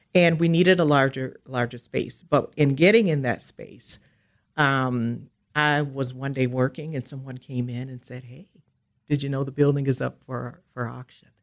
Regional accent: Milwaukee, Wisconsin, United States; I am from Milwaukee, and I have lived here all of my life

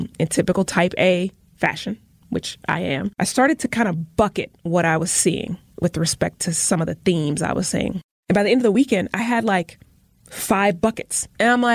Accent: Tuscaloosa, Alabama, United States; now in Milwaukee, United States; I was born in Tuscaloosa on this day

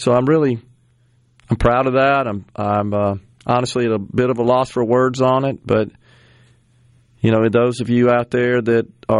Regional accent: Mississippi, United States; my home state

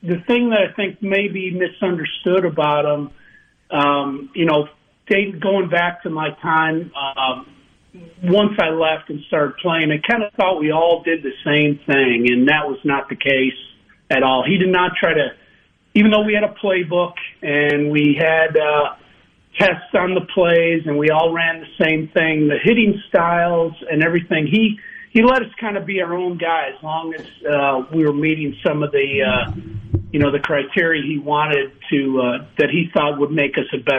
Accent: Chicago, Illinois, United States; moved away as an adult; also born or lived in Starkville, Mississippi; I grew up in Chicago

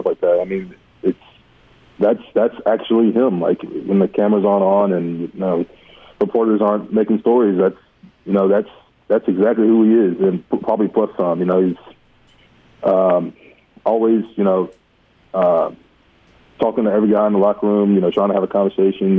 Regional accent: Baton Rouge, Louisiana, United States; I grew up in Baton Rouge

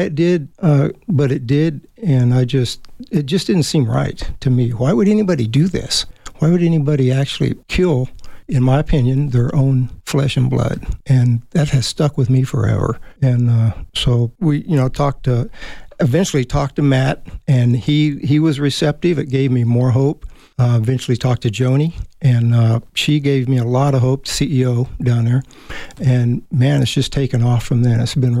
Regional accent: Germany; born or raised there

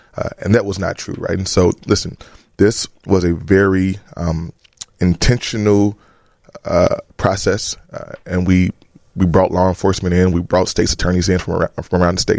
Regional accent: Chicago, Illinois, United States; also born or lived in New Orleans; back home here in, in, in my, in my hometown.

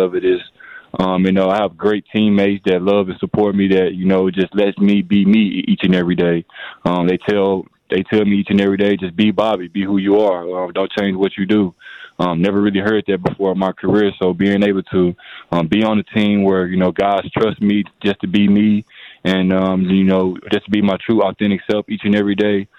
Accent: Little Rock, Arkansas, United States; now in Milwaukee, United States; I'm from Little Rock, Arkansas

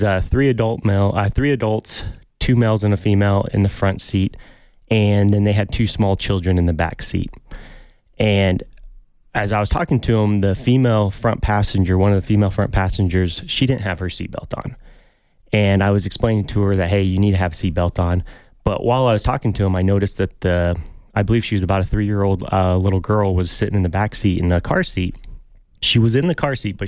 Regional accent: United States; moved away as an adult; also born or lived in Colorado / New Mexico / Arizona; now in Tucson, United States; growing up in Colorado and New Mexico

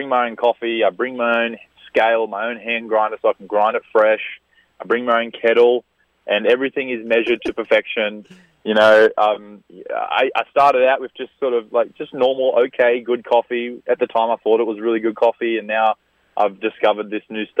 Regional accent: Australia; Where I grew up in Australia

